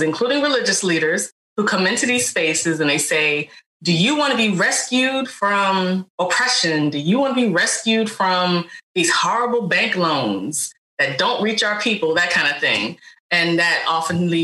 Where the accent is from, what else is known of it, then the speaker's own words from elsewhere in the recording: Richmond, Virginia, United States; also born or lived in North Carolina; now in Baltimore, United States; whether that's when I lived in North Carolina, I now live in Baltimore, but I'm from Richmond, Virginia